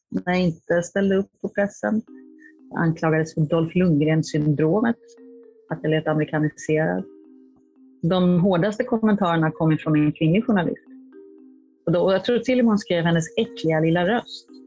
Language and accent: Swedish; Hollywood, California, United States; now in Sweden; Jag kommer från USA och Hollywood där det är konstant.